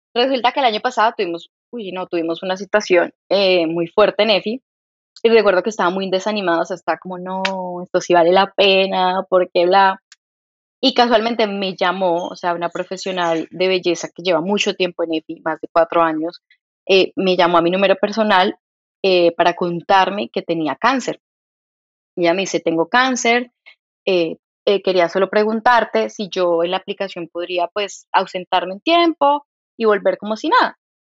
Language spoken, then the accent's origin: Spanish; Bogotá, Colombia; accent: santanderiana; also born or lived in Santander; yo soy de Bogotá